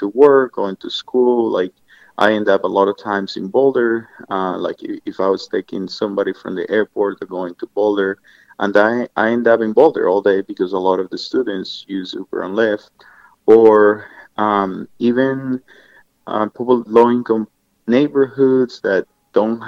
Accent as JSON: {"language": "English", "country": "Colombia", "moved": "as an adult", "lives_now": "Colorado, United States", "said": "I'm from Colombia in South America, and I've lived in the United States for about 20 years, almost now, 18 years."}